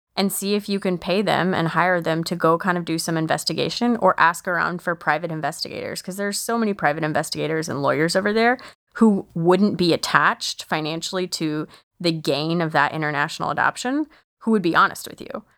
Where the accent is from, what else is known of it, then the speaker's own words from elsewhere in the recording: United States; I'm an American